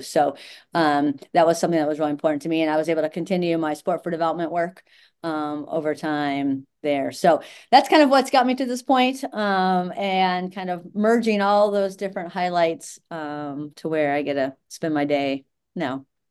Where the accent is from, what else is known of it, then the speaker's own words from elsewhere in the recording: Indianapolis, Indiana, United States; moved away as an adult; also born or lived in Georgia; I grew up in Indianapolis and was tired of playing soccer in the snow